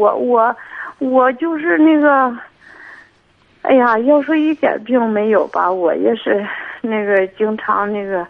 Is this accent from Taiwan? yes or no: no; Xinji, Hebei, China; 我是那个新集的。